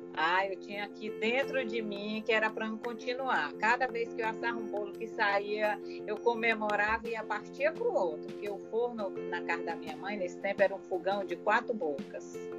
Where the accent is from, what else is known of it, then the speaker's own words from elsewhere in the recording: Maranhão, Brazil; sou maranhense, moro em São Luís, Maranhão